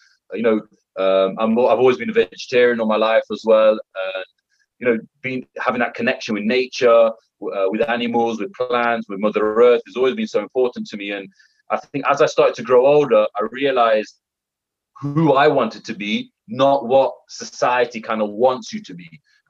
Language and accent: English; United Kingdom; being a British Indian, I've got my British values, but then I've also got my Indian values.